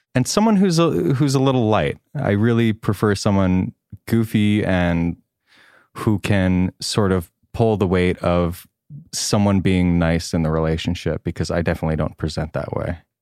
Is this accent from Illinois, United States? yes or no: no; Great River, New York, United States; accent: Long Island; moved away as an adult; now in Los Angeles, United States; I'm thirty-two and I'm from Long Island, New York